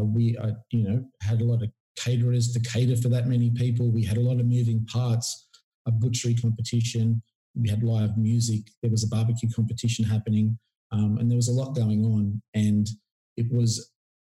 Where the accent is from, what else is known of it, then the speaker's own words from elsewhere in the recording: Port Macquarie, New South Wales, Australia; my hometown was Port Macquarie